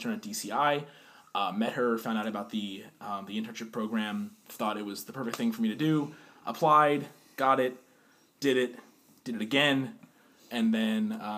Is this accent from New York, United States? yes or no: no; Pennsylvania, United States; also born or lived in Freehold, New Jersey / Arizona; in Freehold, New Jersey, in 1997 on December 21st at 12:56 p.m. I moved to Pennsylvania at the age of 7